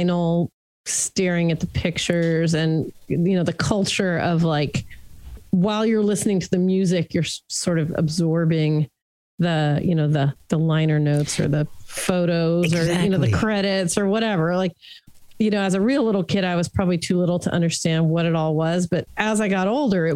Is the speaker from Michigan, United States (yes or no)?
no; Los Angeles, California, United States; I grew up in Hollywood, California